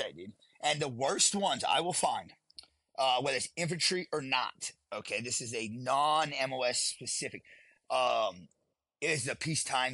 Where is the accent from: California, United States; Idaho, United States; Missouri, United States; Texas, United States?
Texas, United States; Southeast; moved away as an adult; I grew up in Southeast Texas